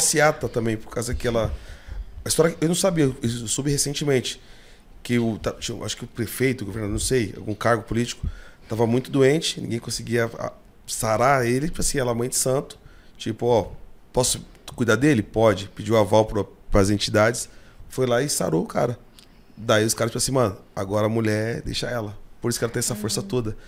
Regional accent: São Paulo, Brazil; Eu sou do Capão, né? Minha, minha vivência é Catarina, Vila Santa Catarina

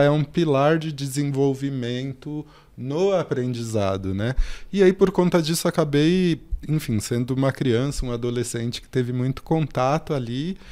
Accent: São Paulo, Brazil; eu nasci aqui na Zona Sul também, mais precisamente no Jardim São Luís, que tem o bairro Monte Azul, na favela Monte Azul. Eu cresço nessa comunidade

